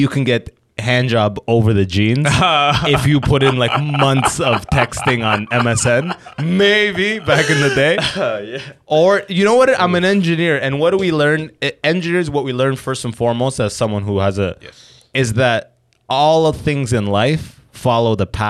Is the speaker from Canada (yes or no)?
yes; London, Ontario, Canada; I just grew up around I grew up in London, Ontario.